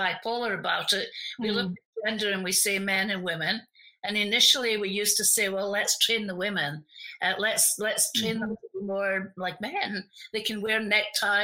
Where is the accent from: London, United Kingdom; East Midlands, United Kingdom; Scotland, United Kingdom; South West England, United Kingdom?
Scotland, United Kingdom; I'm also from Scotland